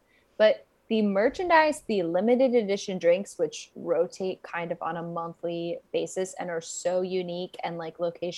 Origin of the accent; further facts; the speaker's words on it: United States; when I was living in Japan as an American person, like it felt like a piece of home